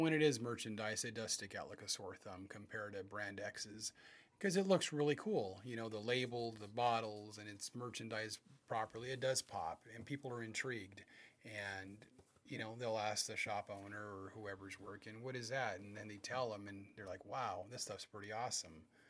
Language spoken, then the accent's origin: English; West Covina, California, United States; now in Chino Hills, United States; I grew up in West Covina